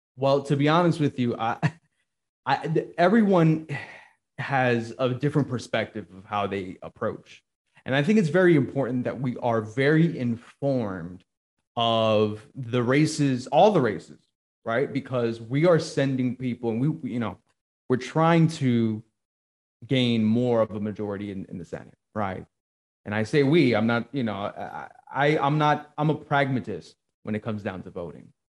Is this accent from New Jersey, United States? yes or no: yes; New Jersey, United States; now in Georgia, United States; I'm originally from Jersey